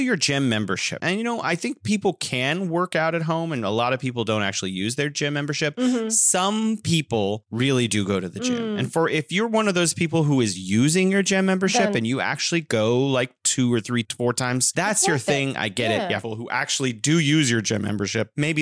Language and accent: English; United States; moved away as an adult; now in China; I was raised in America for 35 years or something.